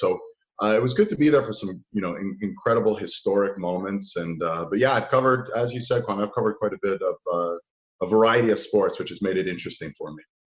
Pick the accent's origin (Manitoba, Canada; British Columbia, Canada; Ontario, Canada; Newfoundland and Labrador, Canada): Ontario, Canada; Toronto; I grew up in uh, downtown Toronto in an area called the Annex